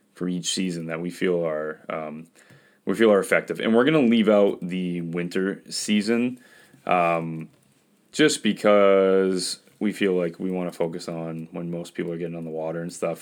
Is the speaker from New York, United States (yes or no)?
no; Westbrook, Maine, United States; I'm from Westbrook